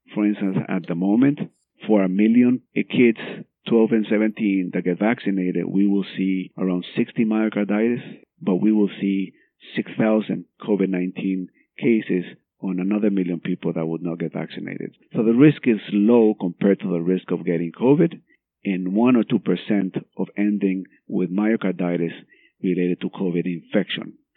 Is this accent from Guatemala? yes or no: yes; Guatemala; moved away; I'm from Guatemala.